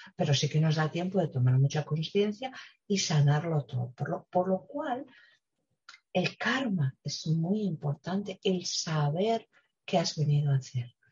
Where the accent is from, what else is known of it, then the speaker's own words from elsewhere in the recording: Spain; tengo yo en mi país